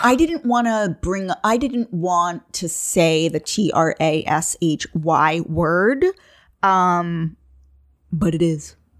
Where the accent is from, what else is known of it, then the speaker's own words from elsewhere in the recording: Long Island, New York, United States; I'm from Long Island